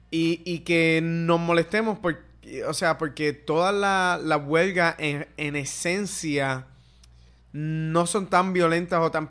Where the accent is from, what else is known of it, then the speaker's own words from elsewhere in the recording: Guaynabo, Puerto Rico; porque yo, soy de Guaynabo.